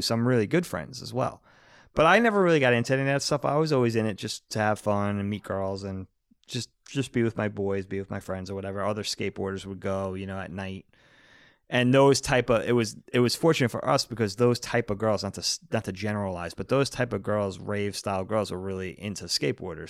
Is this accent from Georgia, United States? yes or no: no; Long Island, New York, United States; not far from where we grew up on Long Island